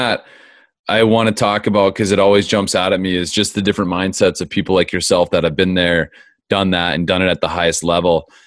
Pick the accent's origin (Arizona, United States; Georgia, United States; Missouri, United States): Arizona, United States; I grew up in Arizona too